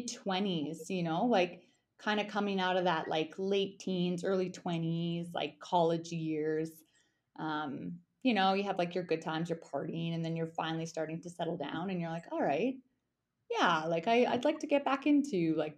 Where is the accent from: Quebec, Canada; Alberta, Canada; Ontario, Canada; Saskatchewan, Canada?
Alberta, Canada; Airdrie; moved away as an adult; also born or lived in Canmore, Alberta / Bow Valley, Alberta; now in Yukon, Canada; Okay, so I mean, I grew up in Airdrie, Alberta, but my family's initially from the Bow Valley. So kind of roots in Harvey Heights and Exshaw. So I spent a ton of my childhood in Canmore with my grandparents